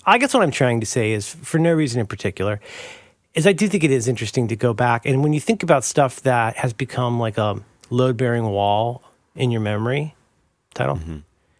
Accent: Florida, United States; Like, growing up in Florida, yeah.

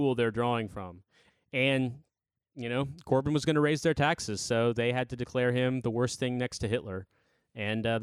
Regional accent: Indianapolis, Indiana, United States; moved away as an adult; now in United Kingdom; I'm from Indianapolis originally

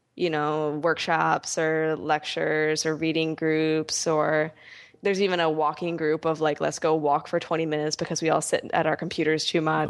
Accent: Philadelphia, Pennsylvania, United States; I'm from Philadelphia

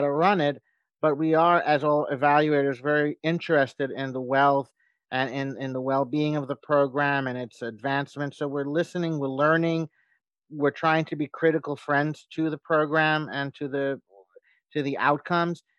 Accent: United States; as an American

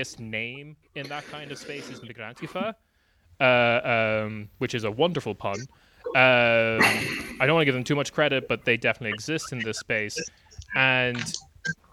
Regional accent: Ireland; moved away as an adult; also born or lived in United Kingdom; I lived in the UK for a while as an Irish person

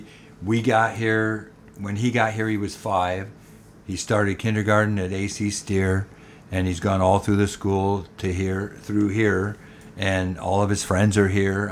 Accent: Northern California, United States; moved away as an adult; also born or lived in Los Angeles, California; now in Shreveport, United States; I grew up in Northern California in the 50s.

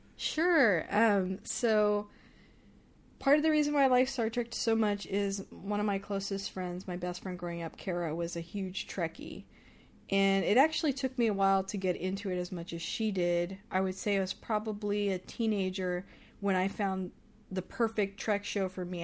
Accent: Texas, United States; I'm from Texas

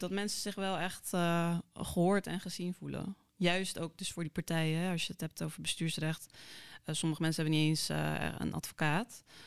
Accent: Krimpen aan den IJssel, South Holland, Netherlands; also born or lived in South Korea; Opgegroeid in Krimpen IJssel. Dus gewoon een klein ja, dorp vlakbij Rotterdam.

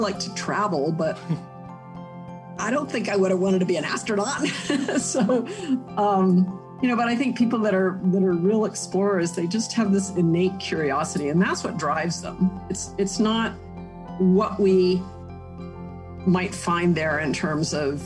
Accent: Huntsville, Alabama, United States; I was born in Huntsville

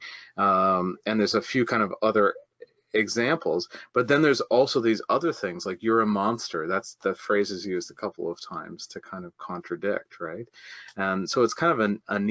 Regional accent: Canada; I'm Canadian

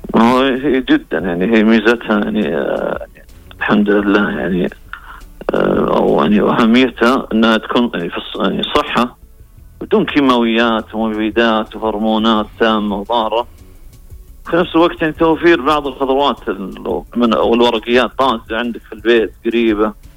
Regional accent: Al-Kharj, Riyadh Province, Saudi Arabia; عندنا في محافظه الخارج

